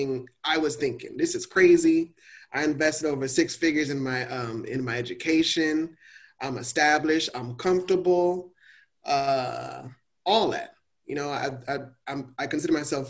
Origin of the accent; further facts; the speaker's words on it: Miami, Florida, United States; growing up in Miami, and I was in West Perrine